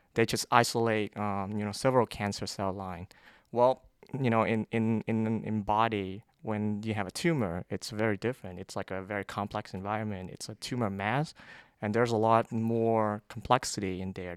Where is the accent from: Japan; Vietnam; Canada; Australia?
Vietnam; moved away as an adult; now in United States; I grew up in Vietnam